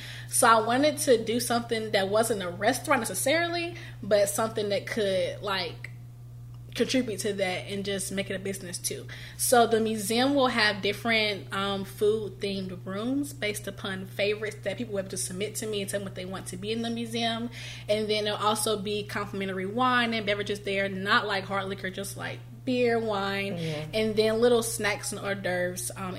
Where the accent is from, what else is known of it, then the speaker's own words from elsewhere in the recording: Greensboro, North Carolina, United States; family and home has kept me in Greensboro, and so I kind of took that as a sign to just kind of do it in my hometown first